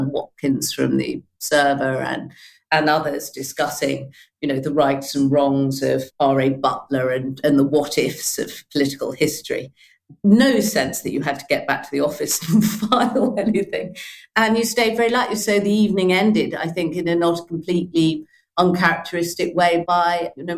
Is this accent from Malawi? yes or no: yes; Malawi; also born or lived in Tunbridge Wells, United Kingdom; I grew up in Malawi and then in the traditional manner of a parent in the what was then the colonial civil service to Tunbridge Wells.